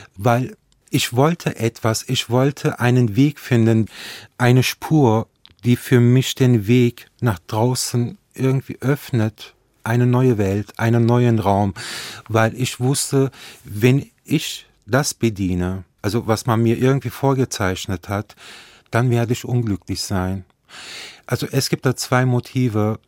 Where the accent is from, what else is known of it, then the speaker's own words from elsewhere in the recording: Nettetal, North Rhine-Westphalia, Germany; ich bin ja an der Grenze Holland aufgewachsen